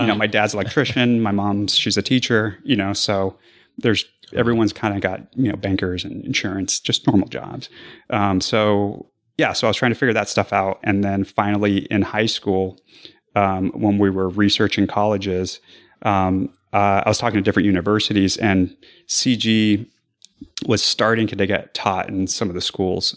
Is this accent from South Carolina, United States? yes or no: no; Arizona, United States; I'm from Arizona